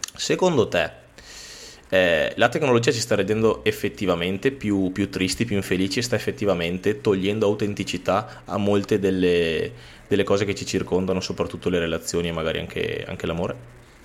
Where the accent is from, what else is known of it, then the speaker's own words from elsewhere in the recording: Veneto, Italy; Tra l'altro siamo veneti